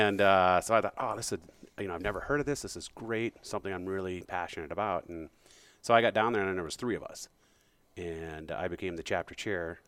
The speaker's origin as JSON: {"language": "English", "town": "Bismarck", "region": "North Dakota", "country": "United States", "tie": "born or raised there", "also_born_or_lived": "Great Falls, Montana / Minneapolis / Fargo, North Dakota / Billings, Montana", "moved": "as an adult", "said": "I grew up in Bismarck, Mandan area"}